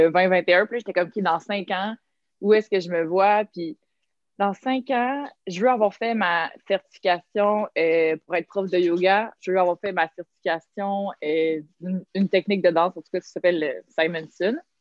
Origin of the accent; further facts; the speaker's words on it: Montreal, Quebec, Canada; also born or lived in Lorraine, Quebec; grandi euh, à Montréal, puis après ça, on est allé euh, dans la rive nord, On est allé plus dans le coin de Lorraine.